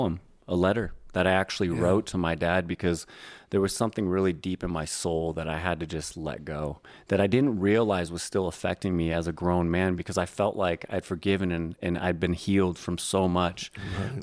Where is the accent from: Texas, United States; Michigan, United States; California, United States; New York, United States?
California, United States; Northern; I grew up in Northern California